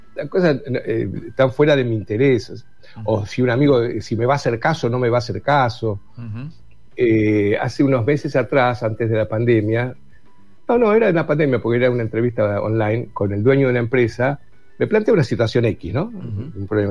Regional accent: Buenos Aires, Argentina; soy porteño, yo soy de Buenos Aires

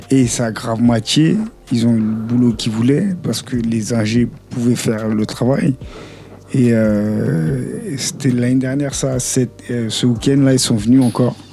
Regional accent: Haiti; je suis haïtien, je suis pas du tout congolais

